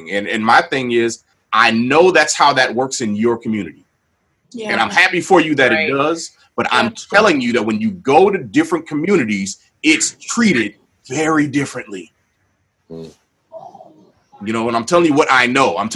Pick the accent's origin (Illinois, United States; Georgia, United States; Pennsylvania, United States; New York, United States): Illinois, United States; Waukegan; I grew up in Waukegan, Illinois.